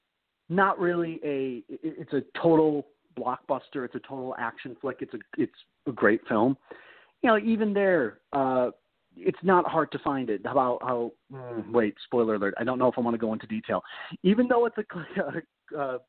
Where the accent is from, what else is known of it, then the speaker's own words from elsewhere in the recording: Chicago, Illinois, United States; I'm from Chicago.